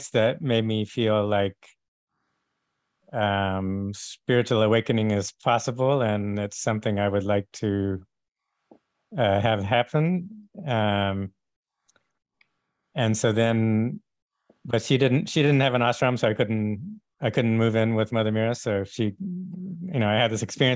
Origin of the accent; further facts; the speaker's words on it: Texas, United States; I grew up in Texas